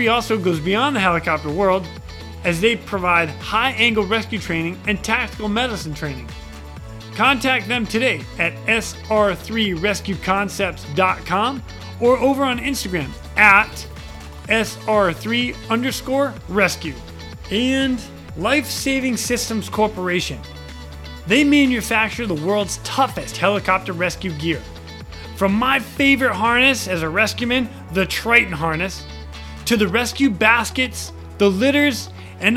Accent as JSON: {"language": "English", "town": "Boston", "region": "Massachusetts", "country": "United States", "said": "I'm from Boston"}